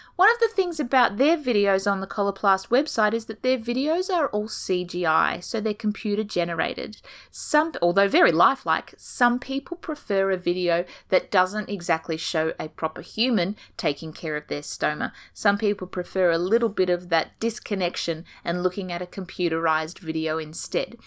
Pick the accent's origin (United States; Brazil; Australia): Australia; accent: Australian; as you can tell from my beautiful accent, I'm coming to you from down under